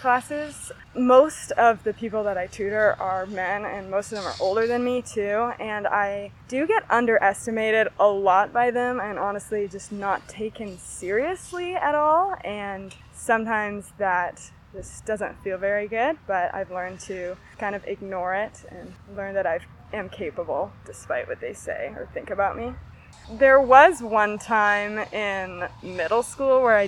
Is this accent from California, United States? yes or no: yes; Grass Valley, California, United States; I grew up in Grass Valley